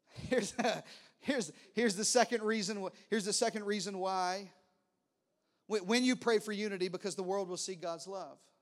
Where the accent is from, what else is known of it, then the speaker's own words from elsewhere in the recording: Arkansas, United States; accent: country; now in Texas, United States; I talked real country like this, 'cause I'm from Arkansas